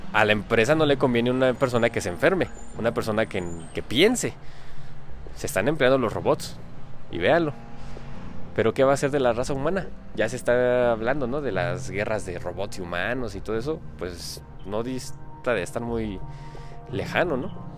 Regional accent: Mexico; aquí en mi país, aquí en México

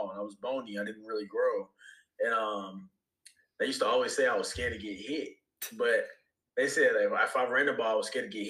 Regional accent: Bailey, North Carolina, United States; I grew up in Bailey, North Carolina, went to Southern Nash High School

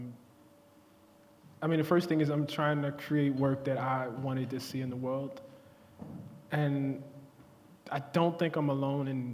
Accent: United States

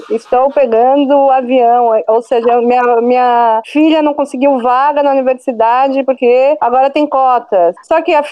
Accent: Brazil; born there; Só que eu mesmo não sei o que é Hanukkah, porque eu nasci no Brasil, entendeu?

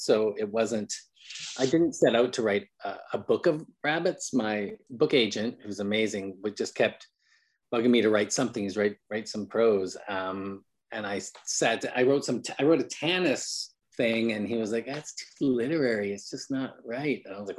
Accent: Vancouver, British Columbia, Canada; now in United States; I'm Canadian. I mean, I've been in America for 5 years, but in Canada, we have a really good library.

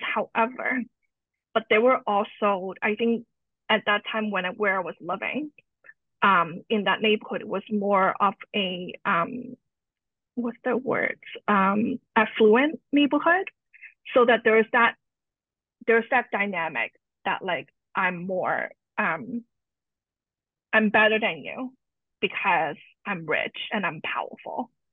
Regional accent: Canada; also born or lived in Hong Kong; I was born in Hong Kong and moved uh, to Canada with my family at a young age

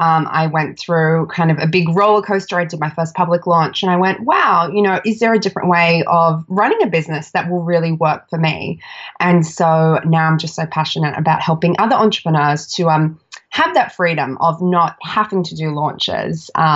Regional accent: Australia; So I'm Australian, if you can't tell by my accent.

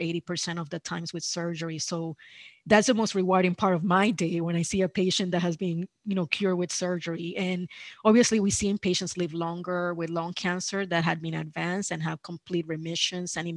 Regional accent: Puerto Rico; moved away as an adult; also born or lived in New York, United States; now in Miami, United States; I grew up in Puerto Rico

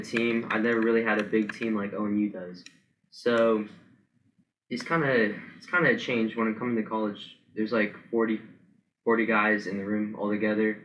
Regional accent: Powell, Ohio, United States; also born or lived in Dublin, Ohio; I'm from Powell, Ohio.

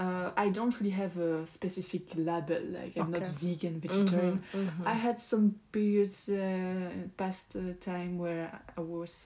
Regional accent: Belgium; from Belgium, so I speak French

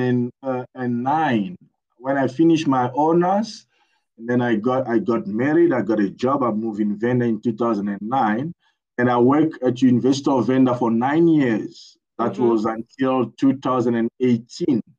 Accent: Kinshasa, DR Congo; English is a second language; moved away as an adult; also born or lived in Limpopo, South Africa; now in South Africa; I was born in Kinshasa. I think I grew up also there. I spent, 20 years, of my life in Kinshasa

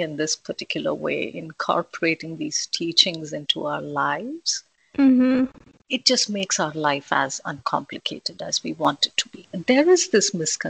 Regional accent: India; moved away as an adult; I was born and brought up in India. I was there until my son was born. So for a good 30 years

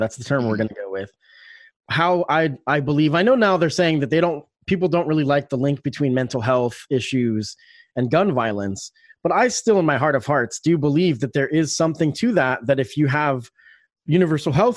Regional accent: Springfield, Oregon, United States; my hometown. At that time, I was a student at Springfield High School

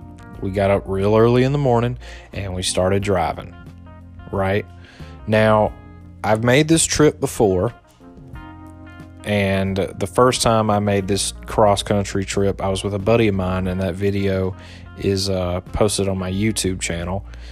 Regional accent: the South, United States; moved away as an adult; now in California, United States; everyone knows I'm from the South

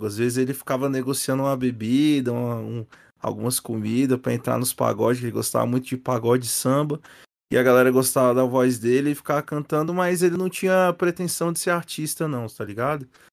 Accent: Brasília, Federal District, Brazil; falando aqui da minha terra

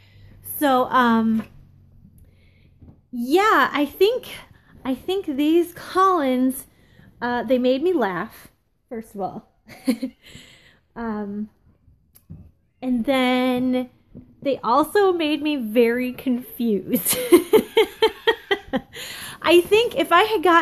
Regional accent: Ohio, United States; the landscape in my hometown right now

